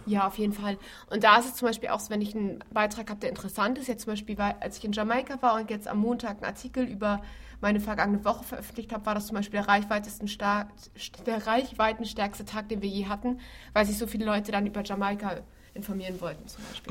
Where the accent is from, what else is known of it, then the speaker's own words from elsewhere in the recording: Hamburg, Germany; Ich bin zwar gebürtige Hamburgerin